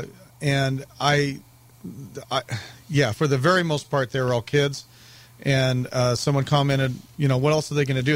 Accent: St. George, Utah, United States; I grew up here in St. George

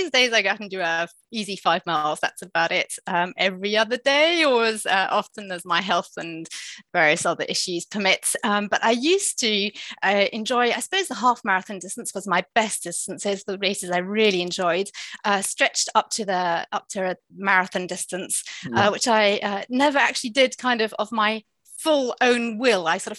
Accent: London, United Kingdom; born there; also born or lived in Southsea; So I am English. I was born in England. I was born in London

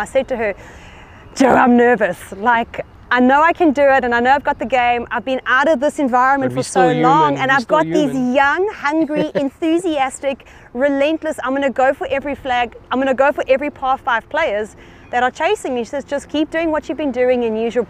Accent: South Africa; being a South African passport holder myself

